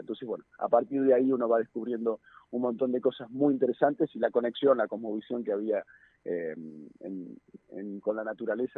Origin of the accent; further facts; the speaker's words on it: Neuquén, Argentina; quienes somos nacidos y criados en Neuquén